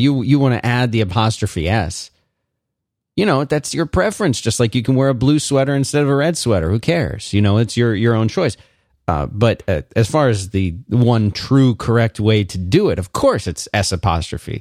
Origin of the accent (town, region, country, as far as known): Philadelphia, Pennsylvania, United States; born or raised there; moved away as an adult; also born or lived in South Florida / Central Florida / Austin, Texas / Raleigh, North Carolina